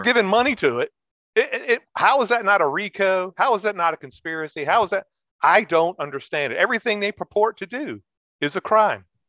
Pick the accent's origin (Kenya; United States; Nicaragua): United States; we're Americans